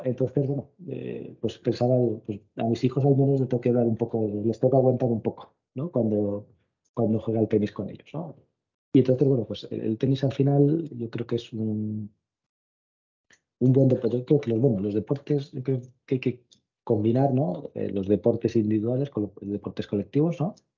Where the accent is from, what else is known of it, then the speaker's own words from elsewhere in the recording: Cartagena, Region of Murcia, Spain; moved away; mi tierra, a, Cartagena